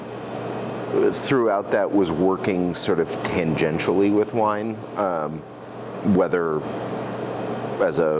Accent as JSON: {"language": "English", "region": "Massachusetts", "country": "United States", "tie": "born or raised there", "also_born_or_lived": "New Hampshire / Colorado Springs, Colorado", "moved": "yes", "lives_now": "Oregon, United States", "said": "I was born in Massachusetts"}